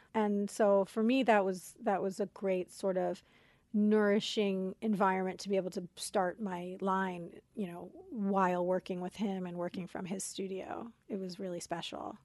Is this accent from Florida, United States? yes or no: yes; Coral Springs, Florida, United States; moved away; also born or lived in Queens, New York / Brooklyn, New York; we lived in Brooklyn for two years, and then they we moved to Florida